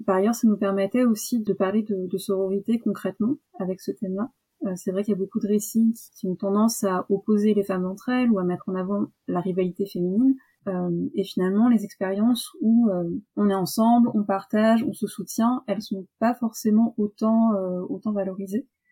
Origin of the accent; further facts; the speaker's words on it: Île-de-France, France; now in Toulouse, France; D'Île-de-France à la base et je vis à Toulouse